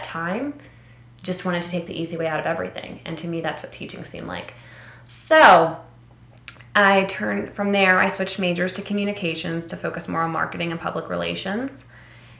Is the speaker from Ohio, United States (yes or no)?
no; Philadelphia, Pennsylvania, United States; moved away; I was born and raised in Philly